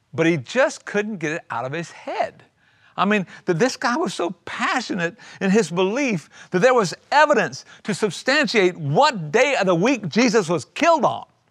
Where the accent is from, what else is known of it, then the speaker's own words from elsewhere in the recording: South Carolina, United States; I grew up in South Carolina in a little tiny micro church.